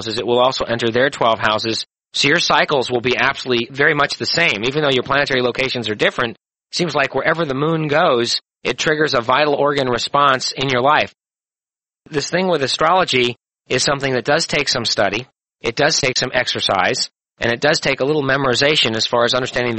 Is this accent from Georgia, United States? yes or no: no; St. Louis, Missouri, United States; born in St. Louis, 11:21 in the morning on August 11, 1948